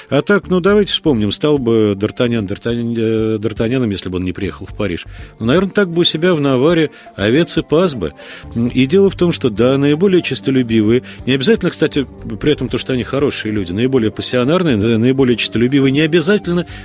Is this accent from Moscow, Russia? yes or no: yes; Moscow, Russia; я, наверное, из вас, знаете, да, единственный коренной москвич.